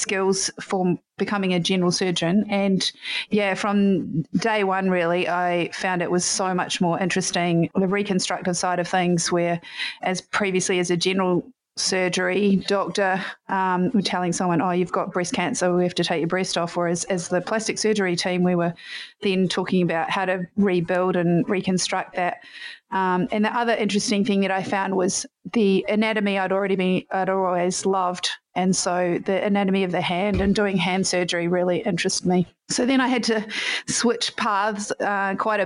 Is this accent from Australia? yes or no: no; New Zealand; I am from New Zealand, and in high school I played a lot of sport